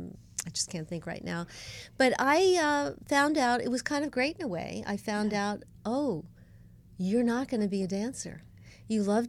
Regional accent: New York City, New York, United States; moved away as an adult; also born or lived in Yonkers, New York; now in Los Angeles, United States; It's certainly where I'm from. I was born in the Bronx

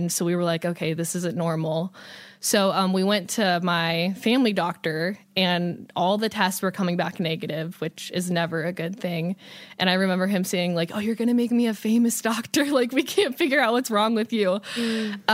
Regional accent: Ohio, United States; I'm from Ohio.

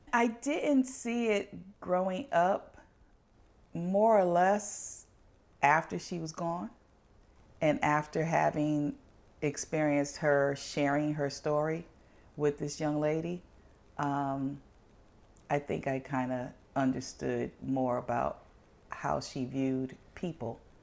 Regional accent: New Haven, Connecticut, United States; I was born in New Haven, Connecticut

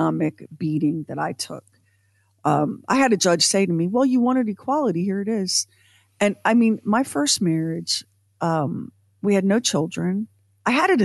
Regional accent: United States; as an American, born when I was born

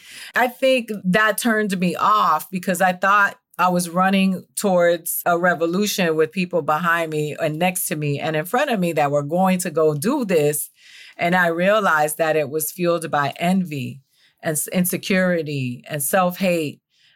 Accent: Miami, Florida, United States; I'm from Miami too

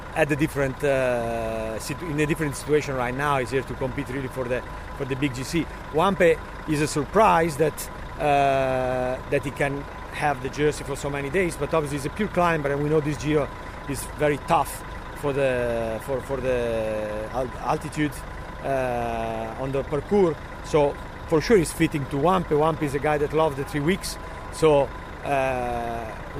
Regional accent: Milan, Lombardy, Italy; I'm really from Milan

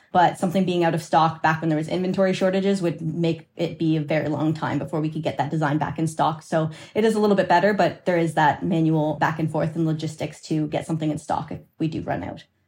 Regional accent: Canada; I'm Canadian, uh, my partner's Canadian, so our business is registered in Canada

